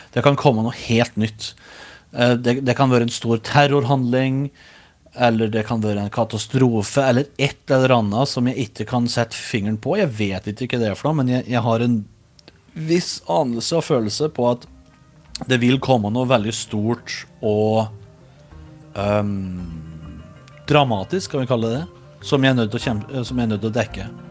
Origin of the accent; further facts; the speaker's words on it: Os, Innlandet, Norway; accent: Os dialect; now in United States; Hjemme er gården på Os i Østerdalen, som er rett søra for Røros.